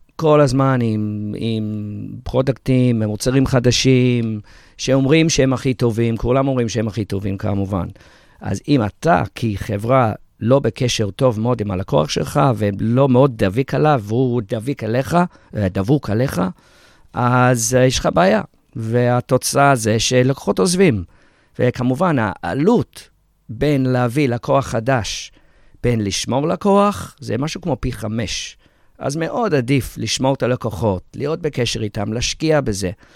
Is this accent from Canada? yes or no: no; England, United Kingdom; moved away as an adult; now in Israel; אני יליד ישראל, אבל גדלתי באנגליה